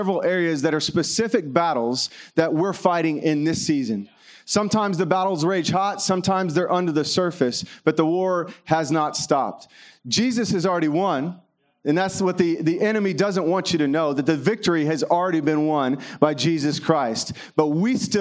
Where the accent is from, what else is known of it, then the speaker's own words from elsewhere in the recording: Kentucky, United States; I grew up in Kentucky